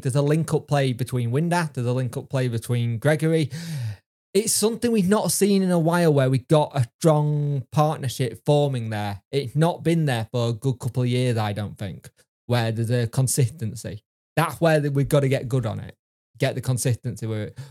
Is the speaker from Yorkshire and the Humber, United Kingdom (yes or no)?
yes; Yorkshire and the Humber, United Kingdom; I am a Yorkshireman